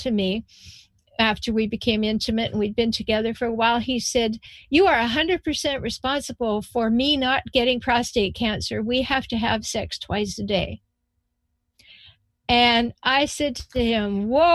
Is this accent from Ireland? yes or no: no; Canada; now in United States; I was born in Canada, I live in the United States.